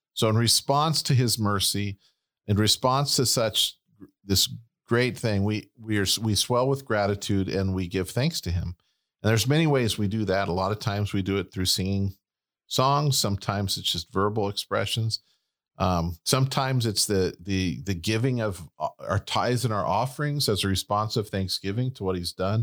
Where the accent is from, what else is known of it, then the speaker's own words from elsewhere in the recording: United States; we're Americans